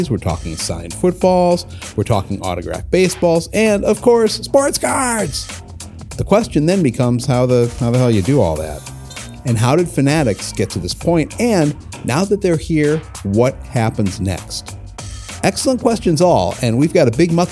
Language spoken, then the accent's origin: English; Chicago, Illinois, United States; I'm a Chicago guy too. I'm in Chicago right now. I live four blocks from Wrigley